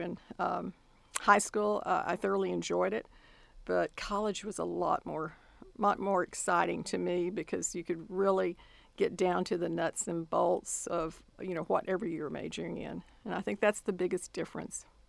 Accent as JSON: {"language": "English", "town": "Austin", "region": "Texas", "country": "United States", "tie": "born or raised there", "moved": "as an adult", "lives_now": "College Station, United States", "said": "my hometown is Austin, Texas"}